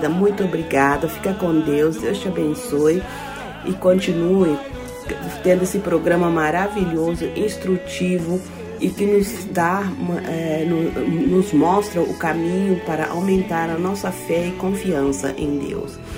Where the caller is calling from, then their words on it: Germany; sou aqui da Alemanha